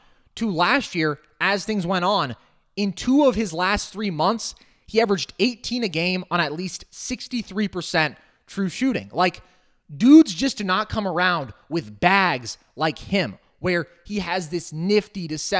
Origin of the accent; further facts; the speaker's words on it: Bay Area, California, United States; I am from the Bay Area